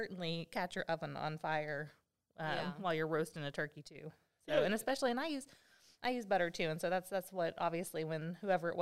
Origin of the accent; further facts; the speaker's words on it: Arkansas, United States; we're from Arkansas.